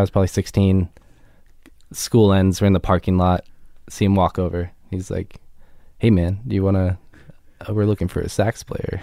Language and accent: English; Laguna Beach, California, United States; also born or lived in Los Angeles; I was born in L A here, um, but then moved to Laguna Beach when I was, like, nine or so